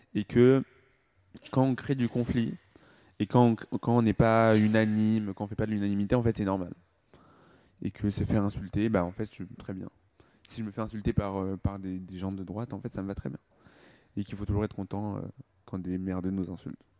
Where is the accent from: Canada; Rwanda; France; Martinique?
Rwanda; je suis rwandais